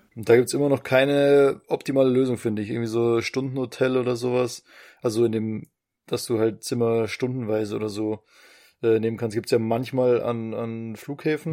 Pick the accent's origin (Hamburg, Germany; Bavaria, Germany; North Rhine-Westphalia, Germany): Bavaria, Germany; moved away; also born or lived in Vienna; jetzt bin ich ja gerade in Wien. Also ich bin jetzt als Bayer.